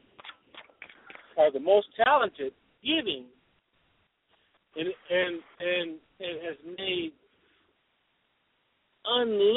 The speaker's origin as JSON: {"language": "English", "region": "California", "country": "United States", "also_born_or_lived": "New Jersey", "moved": "yes", "said": "I'm originally from California."}